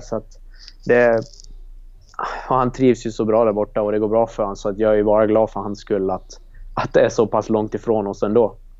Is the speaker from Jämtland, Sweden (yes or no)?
no; Leksand, Dalarna County, Sweden; det var där jag gick skola från ja, förskolan till, till högstadiet då, tills man bytte till Samisdal för att gå hockeyklass. Så att jag har ju gått grundskolan där och det är väl ja, där jag växte upp